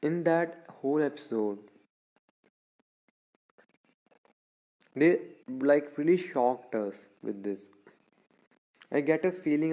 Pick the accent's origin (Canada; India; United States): India; Punjab; I'm from Punjab.